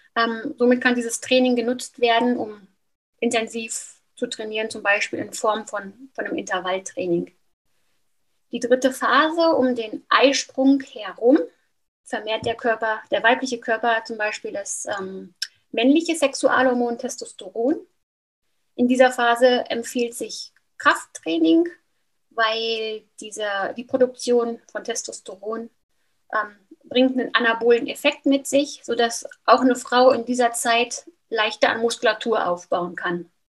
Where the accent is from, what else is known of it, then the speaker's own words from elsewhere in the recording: near Frankfurt, Hesse, Germany; moved away as an adult; now in Switzerland; Aufgewachsen bin ich in Deutschland, in der Nähe von Frankfurt